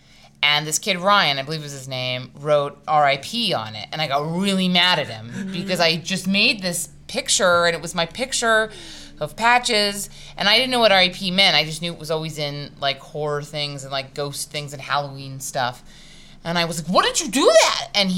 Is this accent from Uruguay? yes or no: no; South Korea; born there; embroidered fabric from Korea, because I was born in Korea.